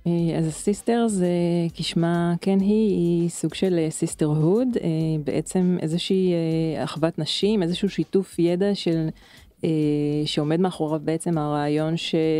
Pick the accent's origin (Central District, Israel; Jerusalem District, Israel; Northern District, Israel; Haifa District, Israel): Haifa District, Israel; Krayot area; אני במקור מאזור הקריות